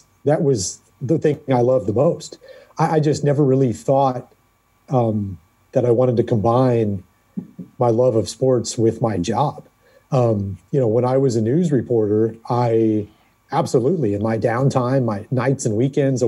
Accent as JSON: {"language": "English", "town": "San Diego", "region": "California", "country": "United States", "tie": "born or raised there", "also_born_or_lived": "Lawrence, Kansas / Albuquerque, New Mexico / Sacramento, California", "moved": "as an adult", "lives_now": "Cincinnati, United States", "said": "I grew up in San Diego."}